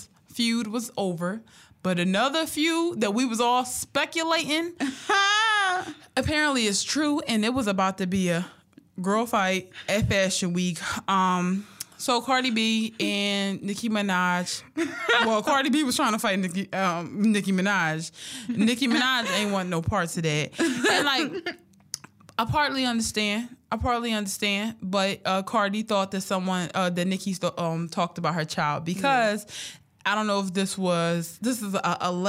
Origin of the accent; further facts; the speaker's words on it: Philadelphia, Pennsylvania, United States; But because I'm from Philly, he was right.